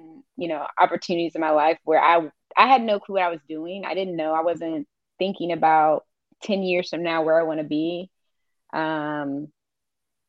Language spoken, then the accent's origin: English; Columbus, Ohio, United States; also born or lived in South Carolina; I'm from Columbus